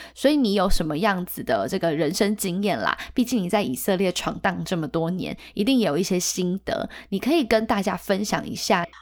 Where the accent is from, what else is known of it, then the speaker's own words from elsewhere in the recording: Taiwan; 可是对我们台湾人来讲，争辩就是吵架啊